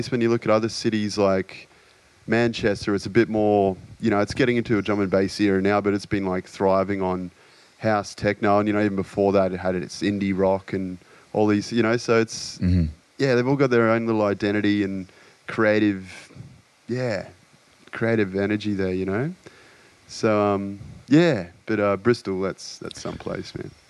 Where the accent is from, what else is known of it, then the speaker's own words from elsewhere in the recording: Australia; I guess sense of humour is a big one in being Australian.